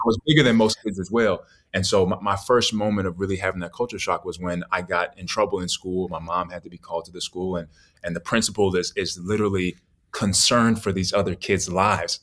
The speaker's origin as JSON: {"language": "English", "town": "New York City", "region": "New York", "country": "United States", "tie": "born or raised there", "also_born_or_lived": "Naples, Florida", "moved": "yes", "said": "growing up in New York wasn't bad. It, it wasn't until I moved from New York to Naples, Florida"}